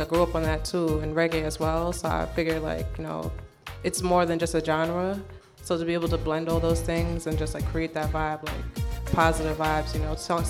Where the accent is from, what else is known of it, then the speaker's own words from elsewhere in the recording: Long Island, New York, United States; also born or lived in Brooklyn, New York; I'm from Long Island. Born in Brooklyn. 92.